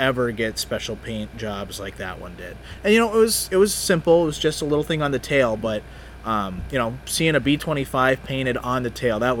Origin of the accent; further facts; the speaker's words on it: Iowa, United States; moved away; I'm from Iowa originally. I was born in 1996